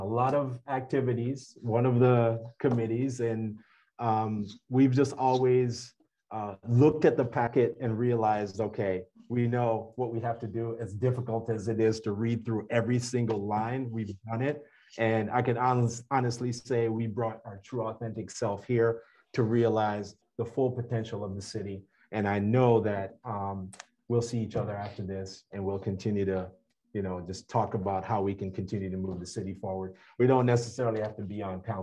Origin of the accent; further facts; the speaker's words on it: Jamaica; now in United States; I spent 6 years in there as a Jamaican citizen. I was actually holding a green card when I went into the US Navy.